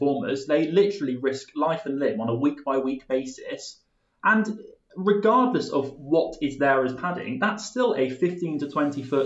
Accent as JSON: {"language": "English", "area": "Somerset", "region": "South West England", "country": "United Kingdom", "tie": "born or raised there", "said": "we grew up in Somerset"}